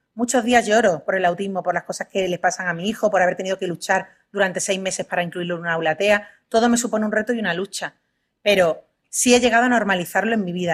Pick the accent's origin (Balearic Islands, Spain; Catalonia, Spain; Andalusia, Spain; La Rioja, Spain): Andalusia, Spain; Huelva; now in Madrid, Spain; yo soy de Huelva, estoy aquí en Madrid por trabajo únicamente